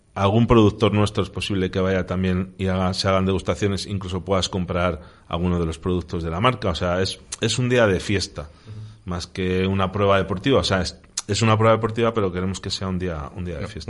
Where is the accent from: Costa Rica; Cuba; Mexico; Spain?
Spain; Medina de Rioseco, Castile and León; en Río Seco, en unas fiestas de San Juan, mi pueblo